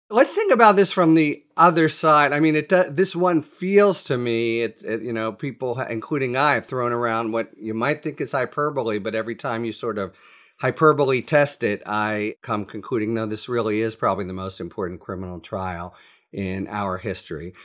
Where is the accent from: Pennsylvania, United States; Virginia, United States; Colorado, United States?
Pennsylvania, United States; Pittsburgh; my hometown, Pittsburgh paper